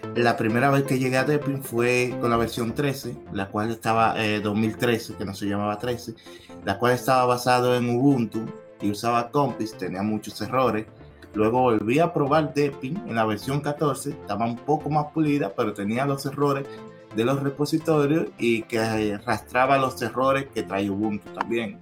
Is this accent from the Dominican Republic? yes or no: yes; Dominican Republic; soy de República Dominicana